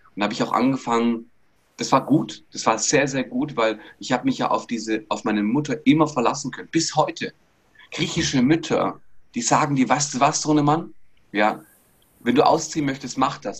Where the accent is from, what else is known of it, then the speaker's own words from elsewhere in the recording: Bietigheim-Bissingen, Baden-Württemberg, Germany; generell bin ich aus Bietigheim-Bissingen, also Stuttgarter Region, da bin ich geboren worden